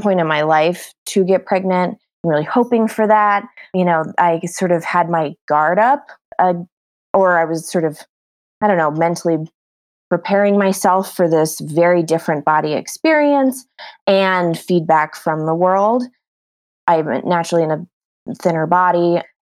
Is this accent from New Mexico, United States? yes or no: yes; New Mexico, United States; moved away as an adult; now in Bozeman, United States; So I currently live in Bozeman, Montana. We're kind of putting roots down here, but I'm originally from New Mexico.